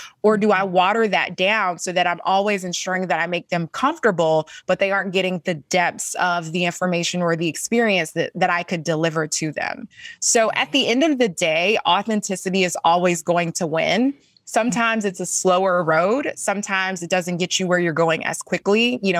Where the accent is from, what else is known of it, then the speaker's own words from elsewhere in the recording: the South, United States; talk about being a Black woman growing up in the South